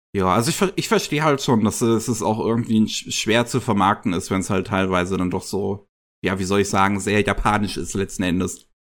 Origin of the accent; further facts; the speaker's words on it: Germany; bei uns in Deutschland